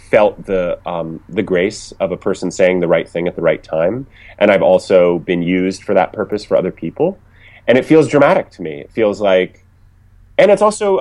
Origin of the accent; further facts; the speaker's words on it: Ohio, United States; moved away as an adult; also born or lived in New York / Los Angeles; I was coming from Ohio. I didn't know anyone in the business